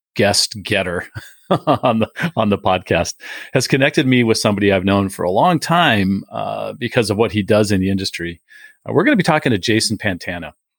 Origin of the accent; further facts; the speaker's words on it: San Diego, California, United States; a kid who grew up in San Diego